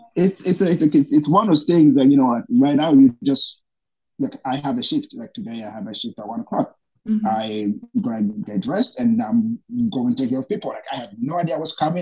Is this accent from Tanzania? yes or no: yes; Tanzania; moved away as an adult; also born or lived in Burundi / United States; now in Tallahassee, United States; I fled to Tanzania uh, with my brother, who basically raised me into the refugee camp. I stayed there for about 12 years.